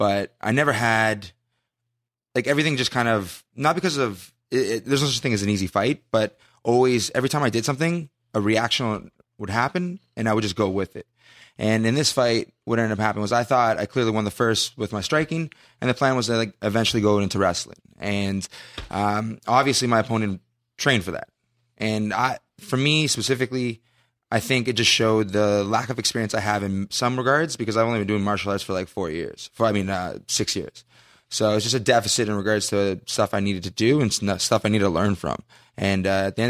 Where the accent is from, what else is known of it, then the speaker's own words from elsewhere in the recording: Canada; I'm Canadian. Just to put it out there, I'm Canadian